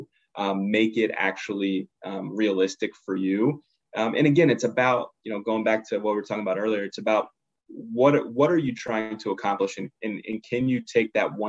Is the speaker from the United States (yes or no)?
yes; Pittsburgh, Pennsylvania, United States; also born or lived in Harrisburg, Pennsylvania; I'm originally from the Pittsburgh area, so I had family that I could stay with right when I was there